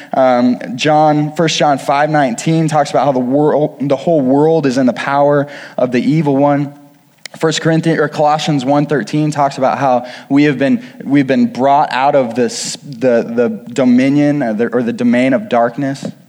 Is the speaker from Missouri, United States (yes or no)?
yes; Kirksville, Missouri, United States; I grew up outside of Kirksville, Missouri